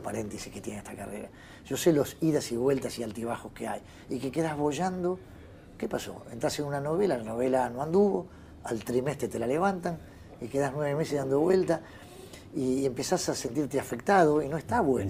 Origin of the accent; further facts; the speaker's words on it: Béccar, Buenos Aires Province, Argentina; also born or lived in Villa del Parque, Buenos Aires; Yo soy de ahí. Yo nací en Becar, perdón, Villa del Parque, fui a Becar, estudié en un colegio el 20 de junio en San Isidro